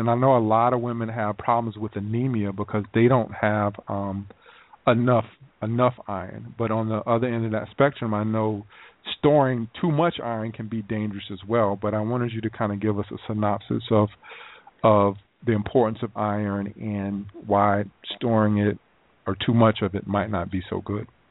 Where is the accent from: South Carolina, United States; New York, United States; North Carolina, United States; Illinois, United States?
South Carolina, United States; moved away; I'm from South Carolina.